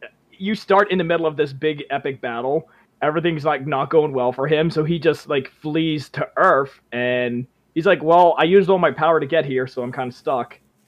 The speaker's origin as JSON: {"language": "English", "country": "Canada", "said": "I'm from the land of beavers."}